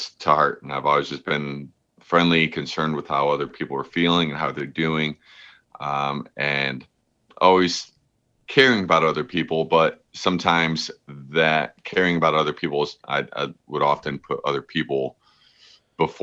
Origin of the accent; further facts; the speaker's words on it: Berea, Ohio, United States; I was very fortunate to have a excellent upbringing in a small town, like suburb of Cleveland called Berea. It's a very like friendly, homey city. And I just loved growing up here